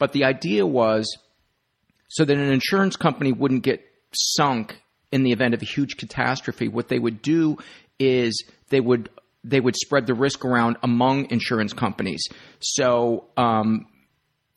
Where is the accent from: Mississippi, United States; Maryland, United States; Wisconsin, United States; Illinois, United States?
Illinois, United States; Homewood; I grew up in Homewood, went to St. Joe's grade school, and then went to the high school we shared with Flossmoore.